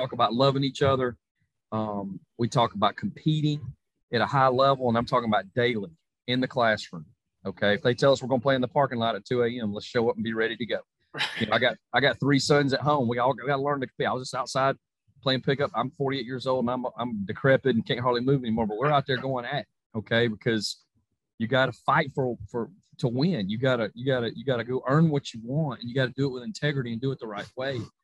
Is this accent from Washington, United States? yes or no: no; Georgia, United States; my home state of Georgia